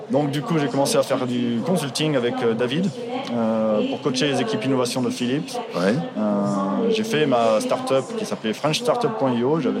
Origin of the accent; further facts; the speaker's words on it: Toulouse, Occitania, France; now in Amsterdam, Netherlands; Toulouse, euh, j'ai fait mes études, euh, j'ai grandi là-bas. Moi, je suis toulousain, mais après, ça fait longtemps que je suis parti.